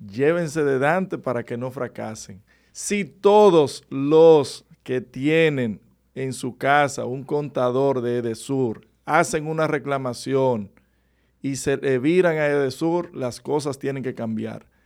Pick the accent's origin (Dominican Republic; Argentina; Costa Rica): Dominican Republic; Monte Plata; Monte Plata, pues es mi pueblo